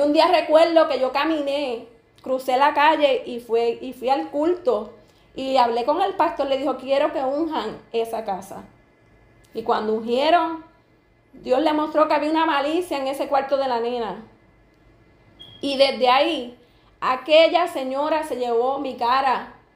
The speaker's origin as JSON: {"language": "Spanish", "town": "Camuy", "country": "Puerto Rico", "also_born_or_lived": "Hatillo", "said": "yo soy de Camuy, mi esposo es de Atillo, viví un tiempo en Atillo y volví me mudé para Camuy."}